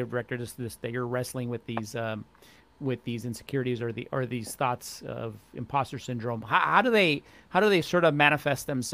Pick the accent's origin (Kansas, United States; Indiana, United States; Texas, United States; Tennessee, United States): Texas, United States; El Paso; now in Long Beach, United States; I grew up in El Paso, Texas